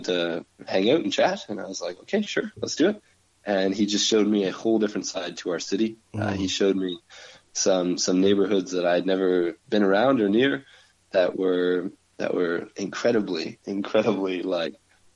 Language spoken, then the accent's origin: English; St. Thomas, Ontario, Canada; moved away as an adult; now in Waterloo, Canada; I'm not from here. I'm from St. Thomas. I'm I came to Waterloo to do school at Laurier